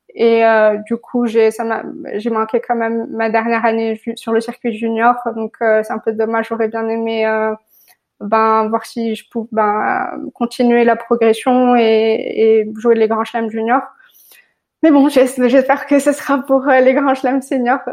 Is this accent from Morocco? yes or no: yes; Morocco; moved away as an adult; je suis née au Maroc, j'ai grandi au Maroc